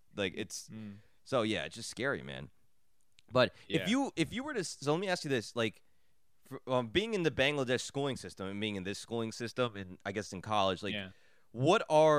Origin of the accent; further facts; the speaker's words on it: United States; just from being like an American